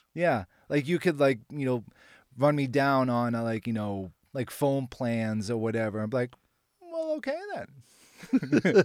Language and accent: English; Boston, Massachusetts, United States; moved away as an adult; now in Nashville, United States; I'm originally from Boston